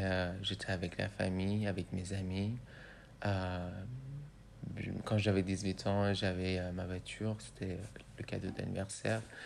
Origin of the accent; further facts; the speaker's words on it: Iran; first language Persian; French is a second language; moved away as an adult; also born or lived in Rouen, France; now in France; ma langue natale, c'est le persan